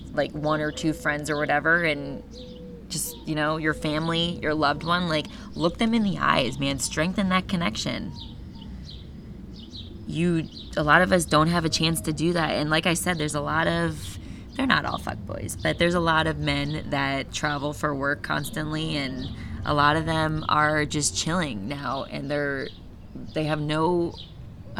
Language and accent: English; Florida, United States; I'm from Florida